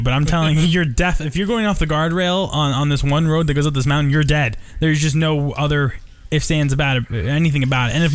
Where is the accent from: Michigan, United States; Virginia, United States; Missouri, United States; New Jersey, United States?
New Jersey, United States; now in Arizona, United States; I'm from New Jersey.